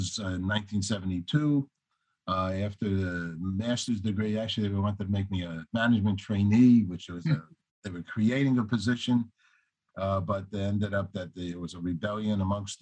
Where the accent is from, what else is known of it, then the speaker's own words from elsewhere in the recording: Tarrytown, New York, United States; I grew up in Tarrytown